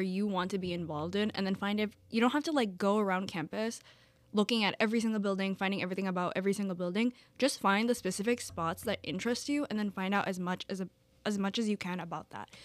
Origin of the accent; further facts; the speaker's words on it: New York City, New York, United States; I'm from the Bronx in New York City